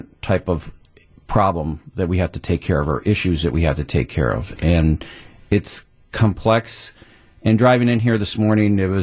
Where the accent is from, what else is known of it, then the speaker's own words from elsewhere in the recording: Waukesha, Wisconsin, United States; This is my hometown.